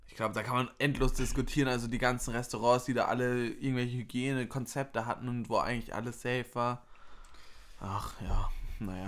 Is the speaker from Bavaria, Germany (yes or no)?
yes; Würzburg, Bavaria, Germany; bei uns in Würzburg